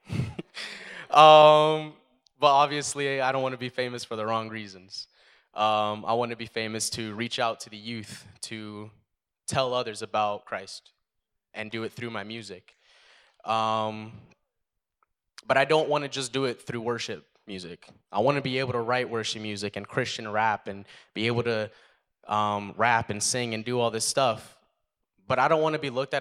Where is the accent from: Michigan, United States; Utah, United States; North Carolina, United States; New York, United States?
North Carolina, United States; Statesville; now in Canada; I was actually born in Statesville, North Carolina. But we came up here. we came up here about 10 years ago